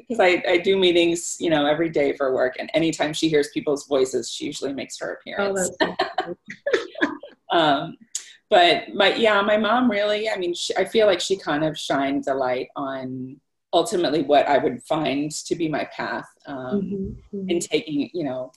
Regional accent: St. Louis, Missouri, United States; moved away as an adult; now in Boston, United States; I was born and raised in St. Louis, Missouri, in the Midwest

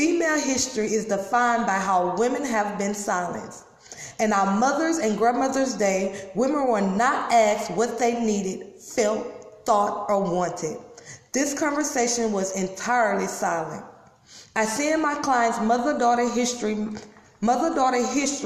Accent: Louisiana, United States; I'm from Louisiana

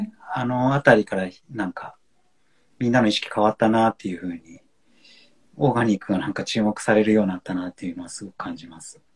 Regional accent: Honshu, Japan; now in Niseko, Japan; 本州出身

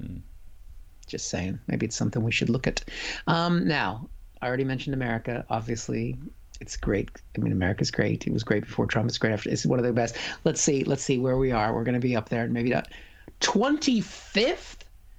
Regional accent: United Kingdom; I should feel better about that because I'm British as well.

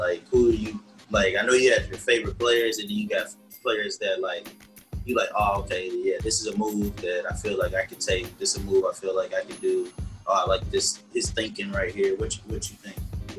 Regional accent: Detroit, Michigan, United States; moved away; I grew up in Detroit.

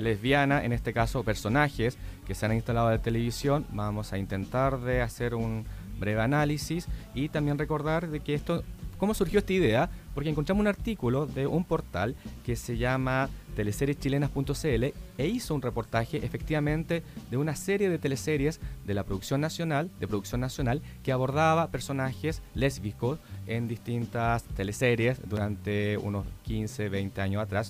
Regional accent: Chile; accent: extremadamente chileno; me ha retado constantemente por no pronunciar las S, comerme las D, hablar como chileno, extremadamente chileno

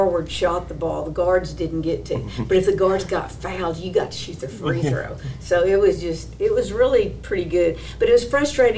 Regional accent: Crandall, Texas, United States; came to Crandall. That's my hometown. That's where I was raised in.

